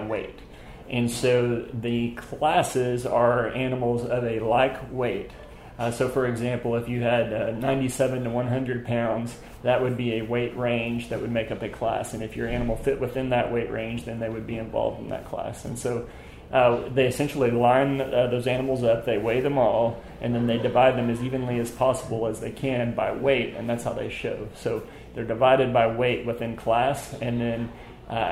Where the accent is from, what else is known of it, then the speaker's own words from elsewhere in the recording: Uvalde, Texas, United States; I'm from Uvalde, Texas